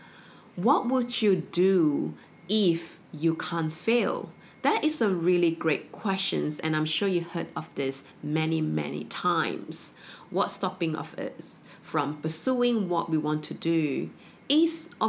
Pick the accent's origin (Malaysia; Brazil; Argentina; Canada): Malaysia; growing up in Malaysia, we have the education system at the age of 16